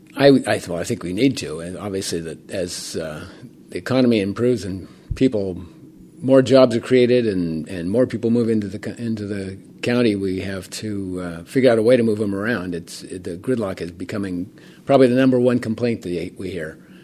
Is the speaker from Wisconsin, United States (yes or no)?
no; Portola Valley, California, United States; I actually grew up in town